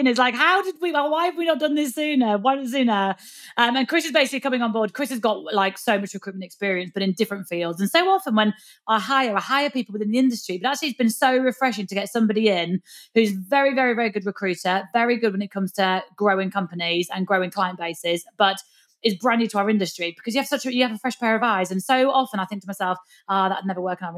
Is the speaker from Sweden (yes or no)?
no; the north of England, United Kingdom; accent: Northern; hopefully you understand my Northern accent